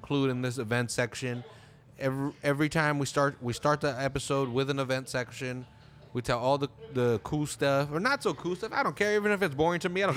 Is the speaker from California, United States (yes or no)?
yes; Salinas, California, United States; we're not from San Diego or anywhere else. We're from Salinas